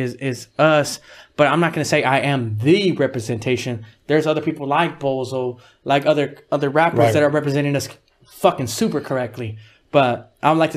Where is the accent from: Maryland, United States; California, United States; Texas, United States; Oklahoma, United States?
California, United States; Harbor Area; we're from the Harbor